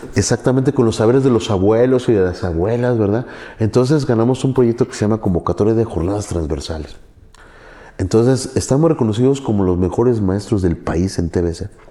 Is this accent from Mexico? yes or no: yes; Orizaba, Veracruz, Mexico; moved away as an adult; Yo soy de Orizaba, Veracruz